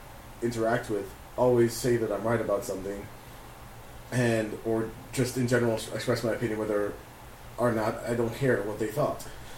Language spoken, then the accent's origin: English; Miami, Florida, United States; growing up in Miami